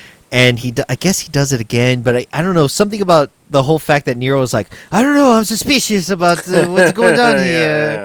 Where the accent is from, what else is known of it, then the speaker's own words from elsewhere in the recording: Texas, United States; Growing up in Texas